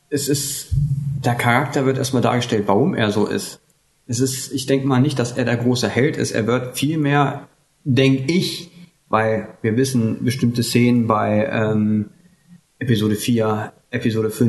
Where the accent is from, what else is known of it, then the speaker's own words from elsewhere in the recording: West Germany, Germany; wie man ja hört, komme ich aus, ursprünglich aus Deutschland.